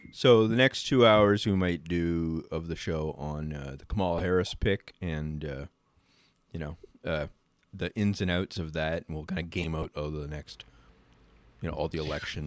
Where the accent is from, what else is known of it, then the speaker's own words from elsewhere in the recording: Canada; as Canadian